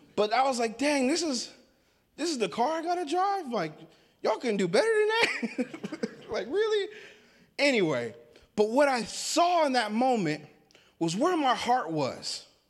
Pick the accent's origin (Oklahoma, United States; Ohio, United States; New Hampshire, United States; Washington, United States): Washington, United States; now in Sandy, United States; I live in Sandy, Oregon. I'm not from Sandy. Um, I grew up in the state of Washington.